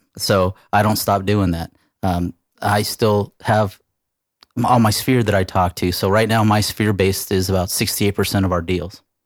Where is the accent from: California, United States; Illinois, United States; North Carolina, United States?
California, United States; moved away; I'm from California. I'm not from here